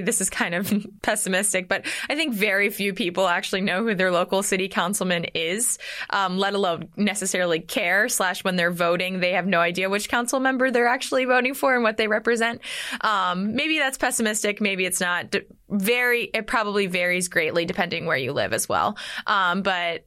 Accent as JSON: {"language": "English", "area": "near Philadelphia", "region": "small town in Pennsylvania", "country": "United States", "tie": "born or raised there", "said": "I grew up in a small town in Pennsylvania, not not too far outside Philadelphia"}